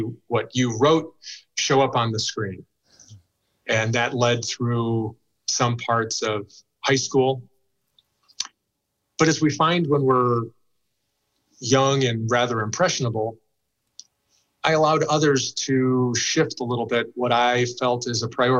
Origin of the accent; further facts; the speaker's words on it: a suburb of Chicago, Illinois, United States; I grew up in a suburb of Chicago.